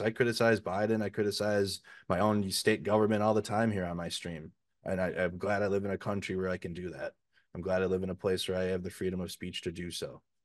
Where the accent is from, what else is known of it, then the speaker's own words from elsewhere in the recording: Minneapolis, Minnesota, United States; I'm from the United States. I'm not Ukrainian